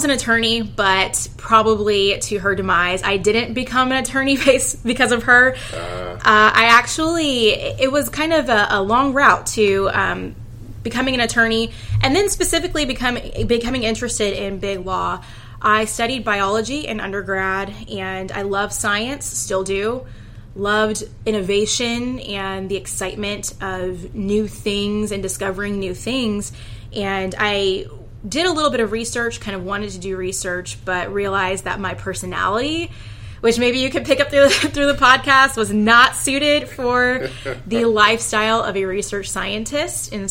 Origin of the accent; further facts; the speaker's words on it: Houston, Texas, United States; So I am from Houston, Texas, born and raised, been here for all of my life.